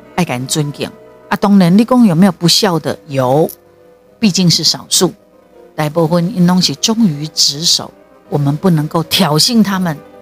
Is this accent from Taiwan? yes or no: yes; Taiwan; 台湾就是我的故乡，台湾就是我的家